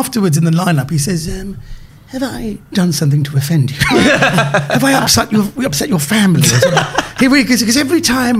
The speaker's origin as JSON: {"language": "English", "country": "United Kingdom", "tie": "born or raised there", "said": "I was born in Britain"}